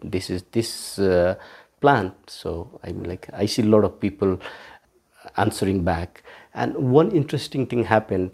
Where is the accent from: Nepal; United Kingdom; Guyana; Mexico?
Nepal; Kathmandu, Bagmati; also born or lived in Saptari, Nepal / Delhi, India; I was brought to Kathmandu, and then Uh, I'm here in Kathmandu for the rest of my life